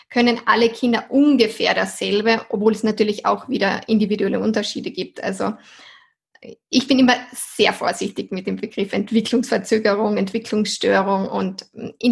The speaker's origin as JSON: {"language": "German", "country": "Austria", "said": "ich komme aus Österreich, bin bald 30 Jahre alt und arbeite schon seit sieben Jahren als Ergotherapeutin."}